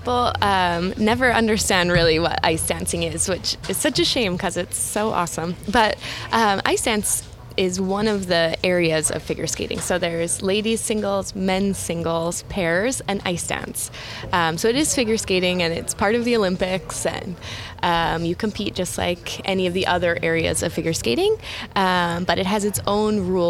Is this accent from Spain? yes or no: no; Edmonton, Alberta, Canada; I'm from Edmonton, Alberta.